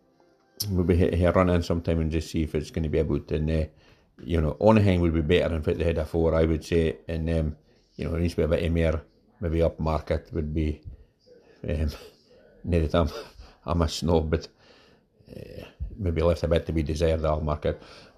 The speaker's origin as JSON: {"language": "English", "town": "Aberdeen", "region": "Scotland", "country": "United Kingdom", "tie": "born or raised there", "said": "that was the sight of buses I mind when I was growing up in Toon, beneath it."}